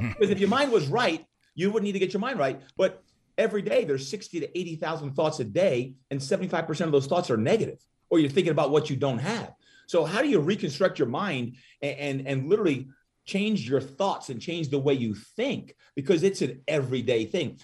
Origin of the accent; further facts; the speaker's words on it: Brick, New Jersey, United States; moved away as an adult; also born or lived in Malibu, California; now in San Diego, United States; grew up, uh, in New Jersey